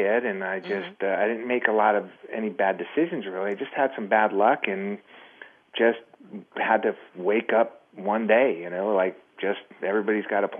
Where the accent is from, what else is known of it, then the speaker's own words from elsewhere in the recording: Southern California, United States; moved away as an adult; also born or lived in Miami / Las Vegas; I was raised in Miami. My family moved out here when I was very young. And I was raised in Southern California